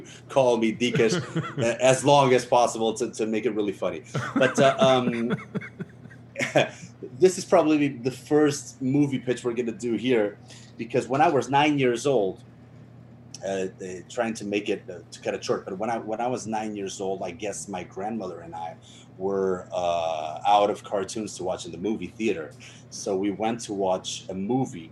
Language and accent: English; outside Lisbon, Portugal; moved away; we had Kung Fu classes in my hometown, which is actually very small. You know, it's outside of the capital of Lisbon